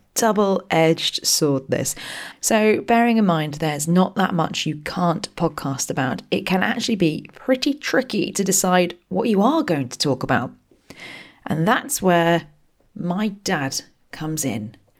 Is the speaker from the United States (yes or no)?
no; Berkshire, South East England, United Kingdom; I grew up in Berkshire